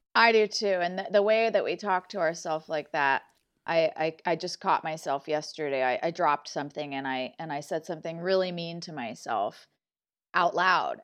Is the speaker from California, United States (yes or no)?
yes; Malibu, California, United States; moved away; also born or lived in Santa Barbara, California; I was born in Santa Barbara, and then I grew up in Malibu